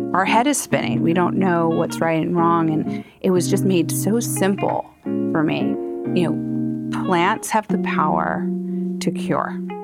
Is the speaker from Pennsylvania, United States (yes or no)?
yes; Elkins Park, Pennsylvania, United States; growing up in Elkins Park